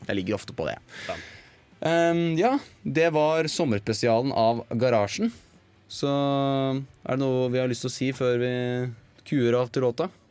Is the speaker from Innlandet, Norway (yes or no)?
yes; Eina, Innlandet, Norway; jeg er glad i å være liksom hjemme på Eina